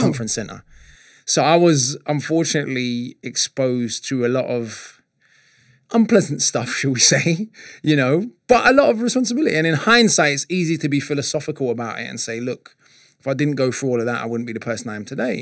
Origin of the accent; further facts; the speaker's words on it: London, United Kingdom; I'm coming from North London, sort of Archway, Holloway, Camden